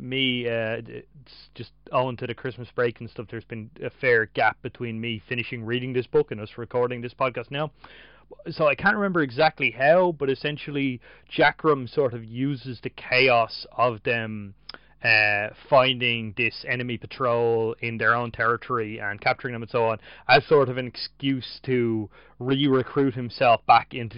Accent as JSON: {"language": "English", "country": "Ireland", "said": "as an Irish reader"}